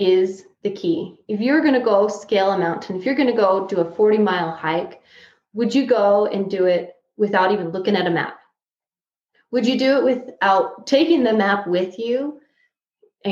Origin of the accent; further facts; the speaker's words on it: Price, Utah, United States; moved away as an adult; also born or lived in Tucson, Arizona / Casper, Wyoming; I was actually born and raised in Price, but we've traveled all over the place for school and work.